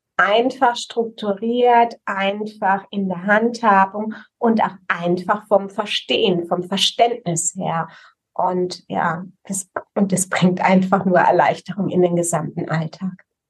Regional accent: Rhineland-Palatinate, Germany; Ich bekenne mich als Pfälzerin

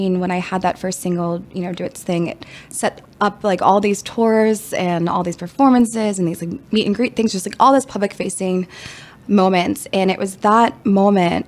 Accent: Washington, District of Columbia, United States; I'm from Washington, D.C.

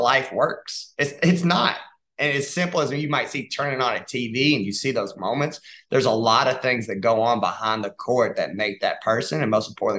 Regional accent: Dalton, Georgia, United States; moved away; I'm from Dalton, Georgia

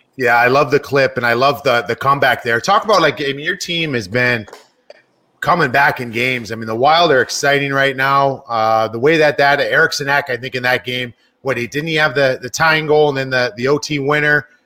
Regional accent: Cleveland, Ohio, United States; I was from Cleveland

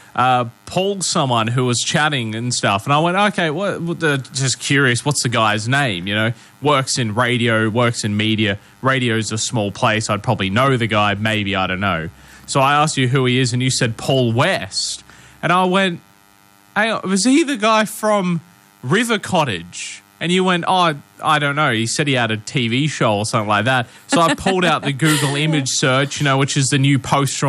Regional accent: Adelaide, South Australia, Australia; moved away; a friend of mine who I grew up with in Adelaide

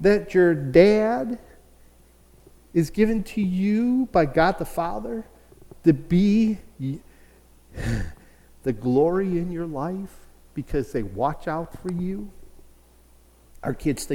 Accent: Chicago, Illinois, United States; I grew up in Chicago

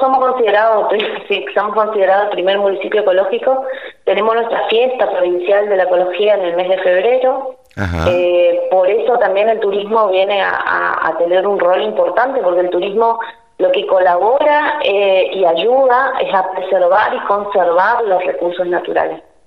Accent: Leandro N. Alem, Misiones, Argentina; also born or lived in Posadas / Campo Ramón; Yo soy de Leandro de Nalén, que está a 24 kilómetros

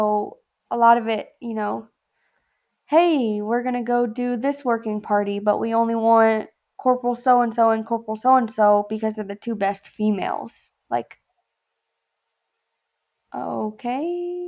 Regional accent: the South, United States; I'm from the South, where everyone has sex with their cousin. Of course, I have the weirdest accent.

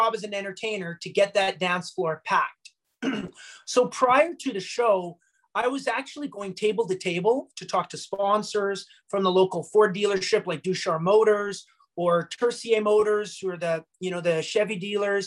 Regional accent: Bonnyville, Alberta, Canada; We're both here from Bonnyville

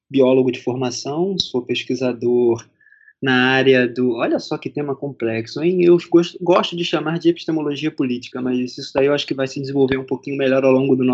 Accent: Rio de Janeiro, Brazil; Sou do Rio de Janeiro mas é. sou de Minas Gerais por pertencimento.

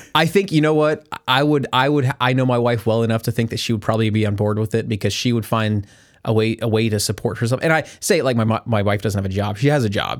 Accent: Kansas, United States; the small town of, that we grew up in in Kansas

